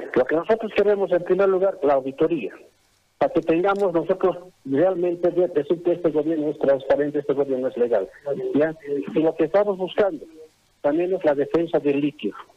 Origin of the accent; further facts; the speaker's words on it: Bolivia; también somos bolivianos